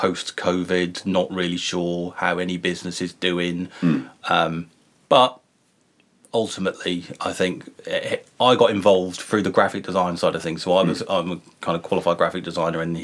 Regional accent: Great Yarmouth, East of England, United Kingdom; now in Norwich, United Kingdom; I'm from Yarmouth. I live in Norwich

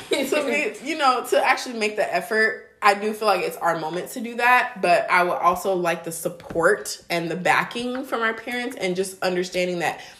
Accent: Nigeria; You think mm-hmm. I'm Nigerian.

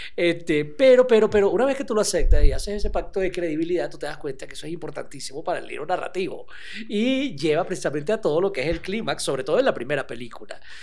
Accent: Venezuela; nosotros somos de Venezuela y en Caracas pasan estas cosas.

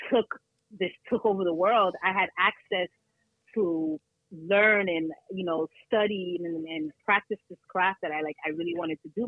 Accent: Brooklyn, New York, United States; also born or lived in Canada; now in Plattsburgh, United States; I originally came to Plattsburgh because of my parents. I was living, so I'm originally from Brooklyn, New York, but I lived in Canada.

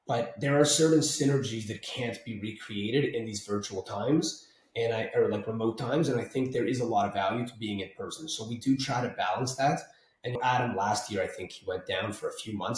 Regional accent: Canada; now in Toronto, Canada

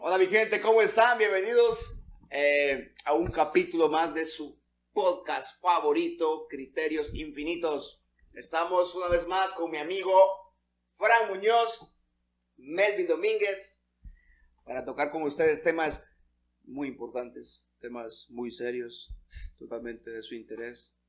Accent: Santa Rosa de Copán, Copán, Honduras; somos de Santa Rosa de Copán

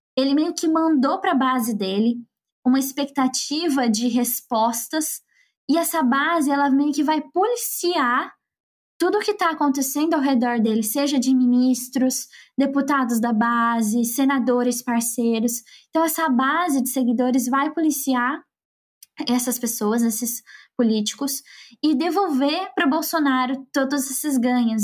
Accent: Campo Grande, Mato Grosso do Sul, Brazil; eu sou lá de Campo Grande

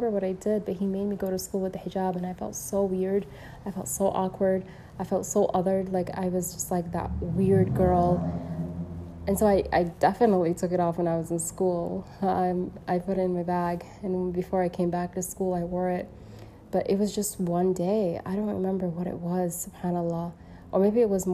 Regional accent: Saudi Arabia; I was born in Saudia

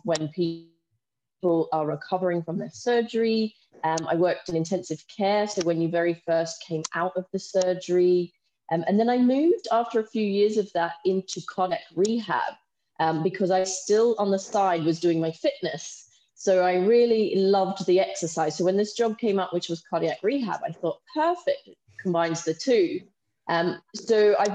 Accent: Australia; moved away as an adult; now in United Kingdom; I'm from Australia, so I did my nursing training in Australia. And then a few years after that, I moved to the UK

